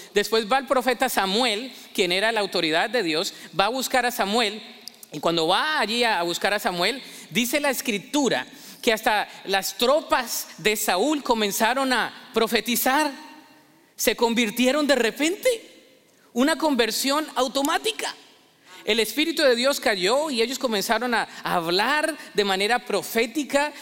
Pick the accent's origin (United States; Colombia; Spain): Colombia; en mi país, Colombia